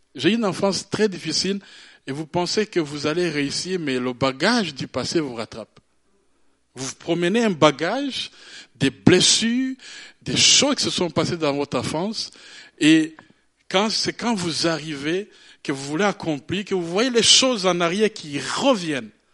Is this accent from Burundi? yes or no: yes; Burundi; je suis né au Burundi, c'est un petit pays en Afrique